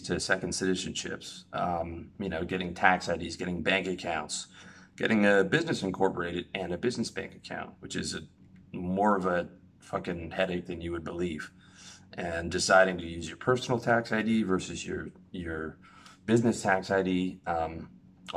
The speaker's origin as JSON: {"language": "English", "country": "Canada", "moved": "as an adult", "said": "even as a Canadian"}